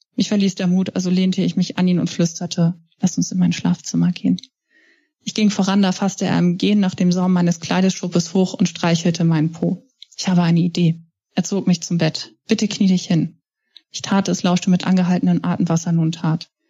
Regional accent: Hamburg, Germany; Ich bin Hamburgerin

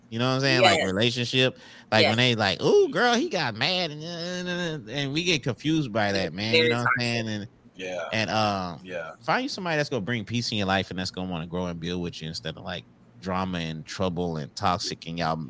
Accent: Beaumont, Texas, United States; growing up in the North End

